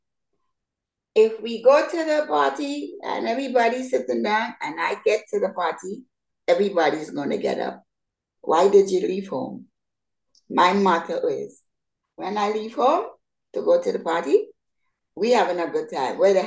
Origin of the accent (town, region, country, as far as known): Grenada; born or raised there; also born or lived in New York City; now in Charlotte, United States